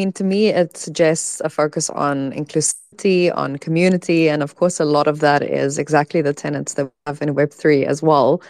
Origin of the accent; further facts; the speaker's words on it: South Africa; moved away; I'm from South Africa as well, so I used Mixit when I was still in high school